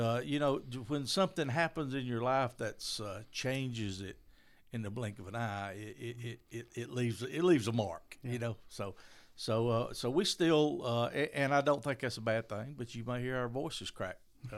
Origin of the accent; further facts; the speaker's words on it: Maysville, Georgia, United States; moved away as an adult; now in Commerce, United States; Of course, I'm originally from Maysville, and our family's first home was here in Maysville.